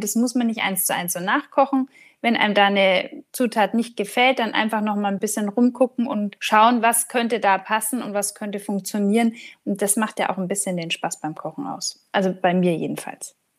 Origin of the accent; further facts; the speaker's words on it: Franconia, Bavaria, Germany; bei uns in Franken